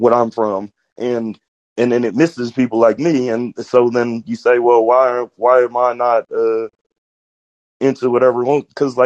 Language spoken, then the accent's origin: English; Georgia, United States; moved away as an adult; now in Kansas City, United States; I grew up in Georgia to like my 20s